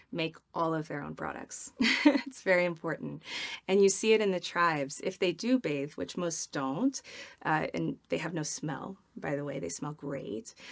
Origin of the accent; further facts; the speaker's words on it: Midwest, United States; I'm from the Midwest where you have dinner parties